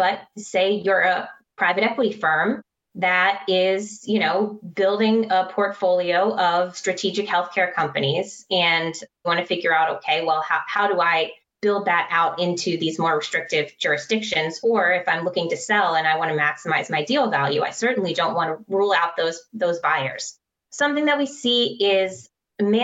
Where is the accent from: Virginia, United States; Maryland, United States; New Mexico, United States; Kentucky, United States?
Maryland, United States; Maryland, which is my home state